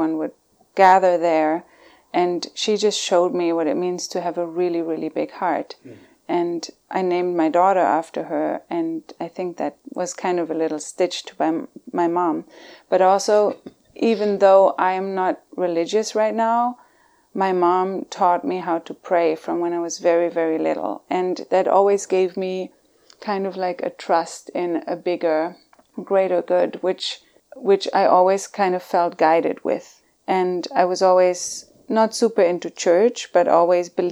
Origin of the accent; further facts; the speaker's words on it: Germany; moved away as an adult; now in California, United States; And I grew up in Germany. I was born in Germany. Now I made it to California somehow. And lived in Germany for the first 30 years